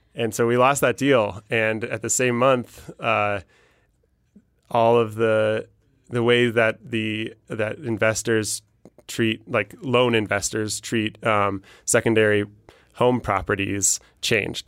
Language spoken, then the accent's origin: English; Denver, Colorado, United States; I'm from Denver